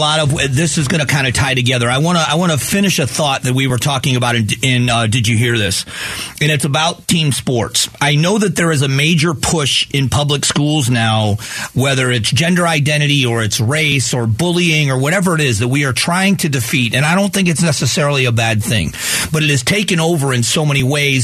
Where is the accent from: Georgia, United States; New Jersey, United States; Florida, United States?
Florida, United States; the South, Southwest; I grew up in the South in the 70s. You know, late 70s is when I moved to Southwest Florida.